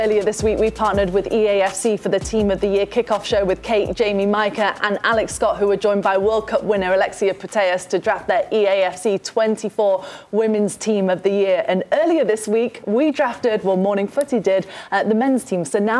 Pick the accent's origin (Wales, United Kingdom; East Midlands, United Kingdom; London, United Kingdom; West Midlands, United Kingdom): East Midlands, United Kingdom; Nottingham; She's from my hometown, actually.